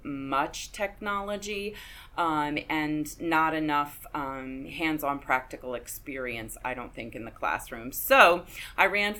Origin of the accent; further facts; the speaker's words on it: Baltimore, Maryland, United States; also born or lived in Carroll County, Maryland / Frederick County, Maryland; I'm a Maryland girl. I was born in Baltimore many years ago and lived in Baltimore County until my parents moved to Carroll County, moved the family there just before I started high school